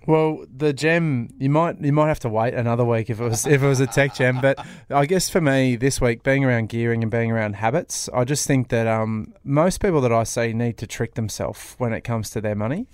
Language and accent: English; Sydney, New South Wales, Australia; now in Melbourne, Australia; I'm from Sydney originally